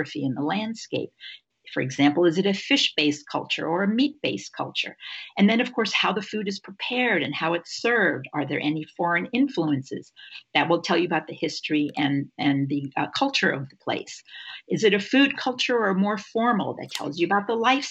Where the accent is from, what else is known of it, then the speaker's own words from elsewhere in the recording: Bogota, Colombia; moved away; also born or lived in Niger; I grew up in Bogota, Colombia, and I've also lived in Niger in West Africa.